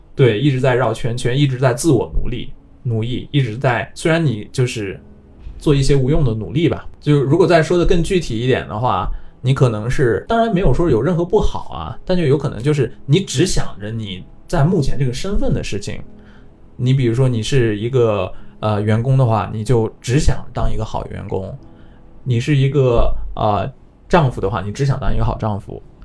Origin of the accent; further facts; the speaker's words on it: China; now in Japan; 从我们中国人的角度来看